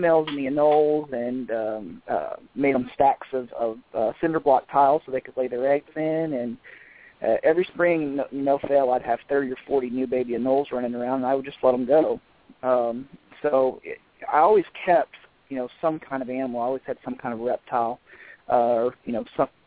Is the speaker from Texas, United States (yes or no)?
yes; South Texas, United States; I grew up in South Texas in, like, the coastal plains area